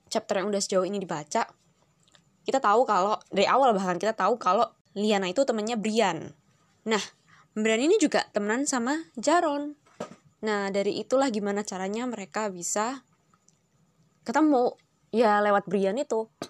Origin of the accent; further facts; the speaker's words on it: Surabaya, East Java, Indonesia; accent: Surabayan; sejauh ini gue kalau ngomong logatnya kayak gimana dan karena kita ngomongnya Surabayaan mau ngomong Surabayaan aja kali ya